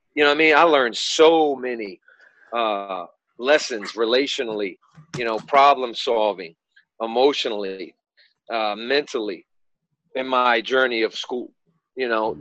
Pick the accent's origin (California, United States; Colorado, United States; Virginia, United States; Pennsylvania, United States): Virginia, United States; Hampton; I'm from Hampton, Virginia, so Hampton High School was the school of schools